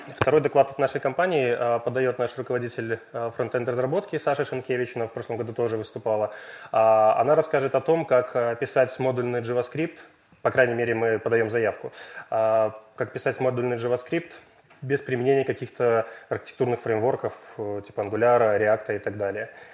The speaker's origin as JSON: {"language": "Russian", "region": "Minsk", "country": "Belarus", "said": "живу в Минске"}